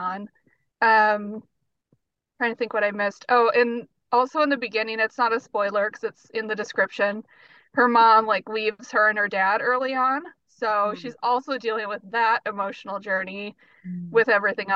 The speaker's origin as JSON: {"language": "English", "region": "North Dakota", "country": "United States", "tie": "born or raised there", "moved": "as an adult", "lives_now": "Minneapolis, United States", "said": "growing up there"}